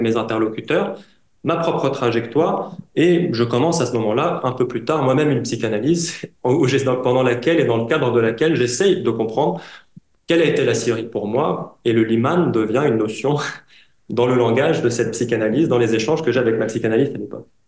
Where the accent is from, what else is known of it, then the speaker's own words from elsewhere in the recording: France; also born or lived in Syria; je suis moi-même syrien d'origine, syrien halawite, j'ai grandi en France